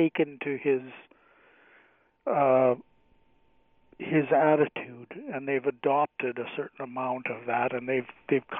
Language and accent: English; Canada; as a Canadian